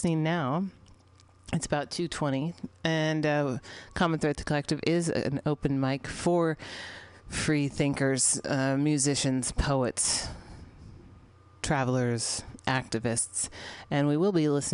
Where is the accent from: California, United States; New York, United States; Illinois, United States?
California, United States; San Francisco; It's my hometown